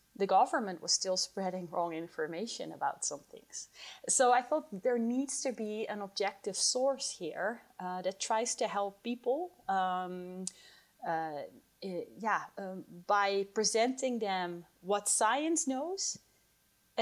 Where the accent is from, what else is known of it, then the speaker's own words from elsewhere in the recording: Netherlands; moved away as an adult; now in Colorado, United States; I moved from my home country, the Netherlands, where I did my PhD in cannabis research, to the United States, Colorado